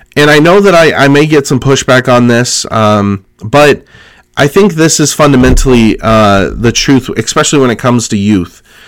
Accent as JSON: {"language": "English", "region": "California", "country": "United States", "tie": "born or raised there", "said": "Growing up in California"}